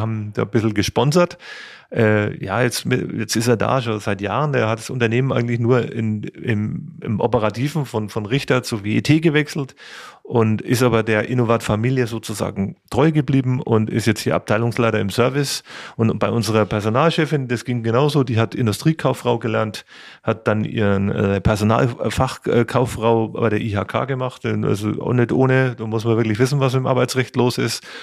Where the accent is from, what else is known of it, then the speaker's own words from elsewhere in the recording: Kulmbach, Bavaria, Germany; ich bin hier Oberfranke, ich komme aus Kulmbach, bin da geboren, habe da Handballspiel und Schlagzeugspielen gelernt